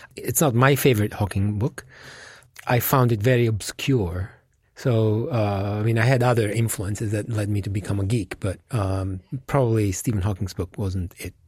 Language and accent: English; Italy; moved away; my home country, which is Italy